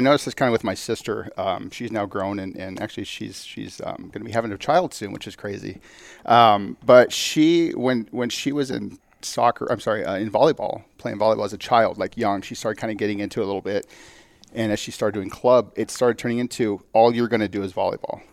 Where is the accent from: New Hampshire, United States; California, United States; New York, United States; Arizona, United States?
Arizona, United States; Phoenix; I'm here from, yeah, from Arizona, from Phoenix area.